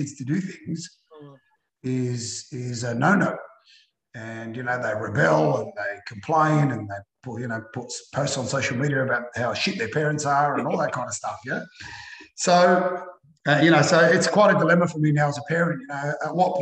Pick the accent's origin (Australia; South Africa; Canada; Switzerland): Australia; Melbourne, Victoria; I was born in Melbourne